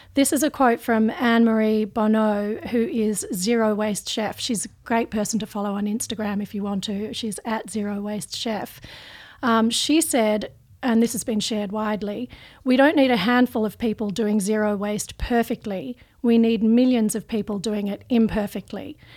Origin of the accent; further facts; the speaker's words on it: Australia; I'm, I'm Australian